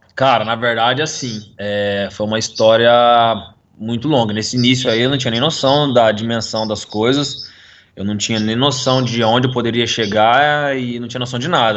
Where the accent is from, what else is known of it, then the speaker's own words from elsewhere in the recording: Londrina, Paraná, Brazil; a gente mudou da onde eu nasci, né, na casa que eu nasci, para uma uhum. casa que era duas ruas para baixo do autódromo de, daqui de Londrina